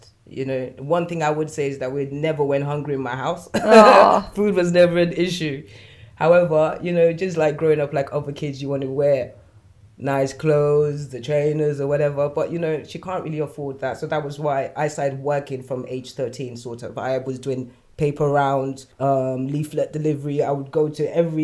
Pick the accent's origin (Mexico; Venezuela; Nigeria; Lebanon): Nigeria; now in United Kingdom; I was born in Nigeria